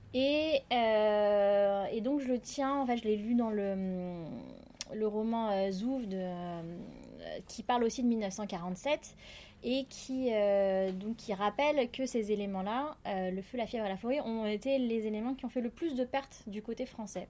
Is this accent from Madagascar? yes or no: yes; Madagascar; en tant que malgache